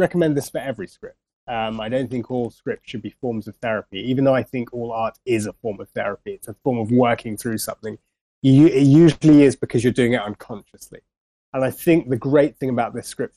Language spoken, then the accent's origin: English; Radlett, East of England, United Kingdom; also born or lived in London; I'm a Londoner, you know, born bang in the center of London, I grew up in Radlett, like just outside of London.